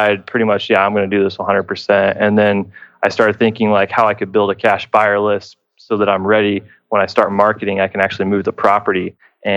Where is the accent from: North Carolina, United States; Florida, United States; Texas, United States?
Texas, United States; Houston; I am from Houston, Texas